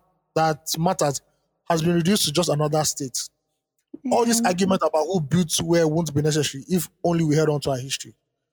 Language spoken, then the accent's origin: English; Edo, Nigeria; When I'm asked, I tell whoever asks that I'm from Benin Kingdom in Nigeria.